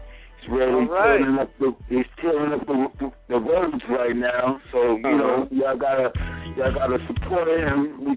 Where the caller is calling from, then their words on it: New York City, New York, United States; Shay, I'm calling from Brooklyn.